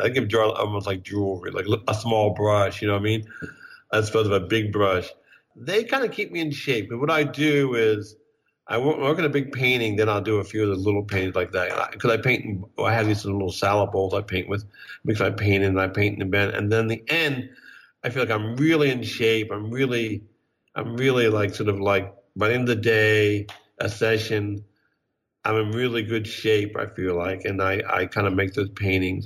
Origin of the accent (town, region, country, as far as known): Bryn Mawr, Pennsylvania, United States; born or raised there; moved away as an adult; also born or lived in Kansas City; now in New York, United States